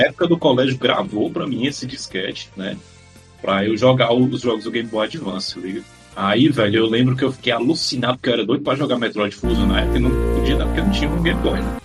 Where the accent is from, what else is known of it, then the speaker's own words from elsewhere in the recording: Ceará, Brazil; eu sou do Ceará